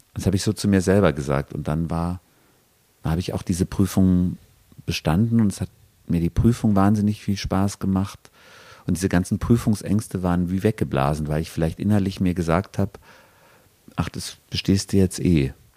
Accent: Regensburg, Bavaria, Germany; now in Bochum, Germany; ich komme aus Regensburg, das ist so eine Stadt, die ist sehr, sehr schön

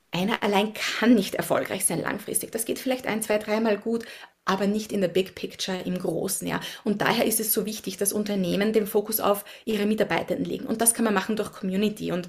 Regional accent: Upper Austria, Austria; moved away as an adult; now in Washington DC, United States; Äh, ich bin in Österreich aufgewachsen, habe dort die Hälfte meines Lebens verbracht, äh, in der Natur, im Grünen, in Oberösterreich im Müllviertel und lebe mittlerweile über 16 Jahre in den USA, in Washington DC, ein bisschen außerhalb, also auch am Land.

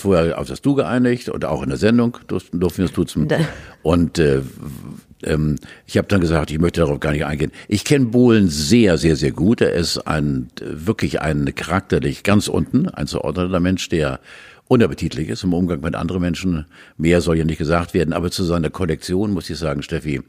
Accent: Hamburg, Germany; bei uns in Hamburg

